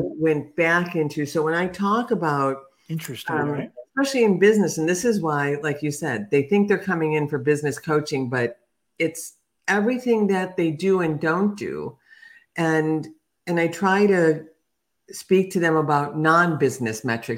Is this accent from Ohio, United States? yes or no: no; Chicago, Illinois, United States; now in Atlanta, United States; I'm from Chicago